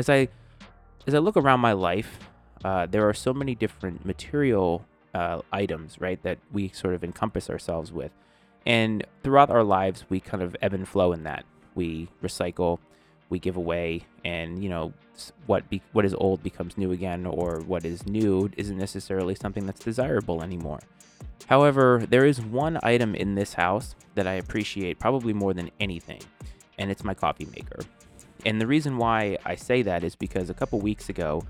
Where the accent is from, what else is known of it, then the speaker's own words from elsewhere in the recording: New England, United States; now in Northern Virginia, United States; I grew up in New England, and we had definitive seasons